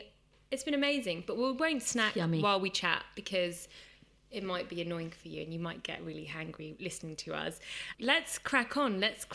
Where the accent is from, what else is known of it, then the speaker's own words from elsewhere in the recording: United Kingdom; I'm British Hindu Punjabi with East African roots.